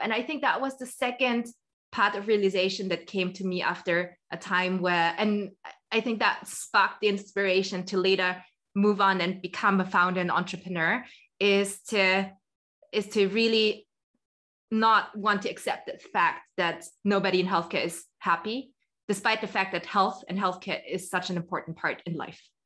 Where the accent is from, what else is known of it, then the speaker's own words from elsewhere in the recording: Austria; I'm originally from Austria. So, I'm Austrian.